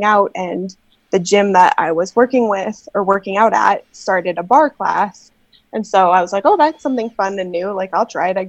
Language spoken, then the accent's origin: English; Canada; I am not from the Midwest, but I am from Canada